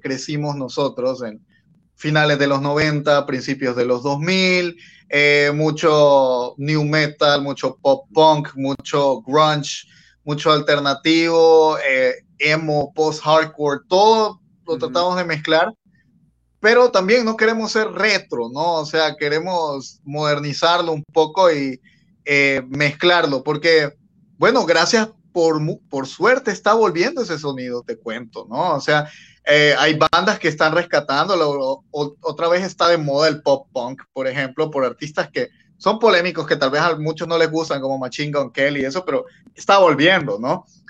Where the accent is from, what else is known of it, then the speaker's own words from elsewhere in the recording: Bolivia; now in Honduras; yo soy de Bolivia, pero vivo aquí en Honduras también.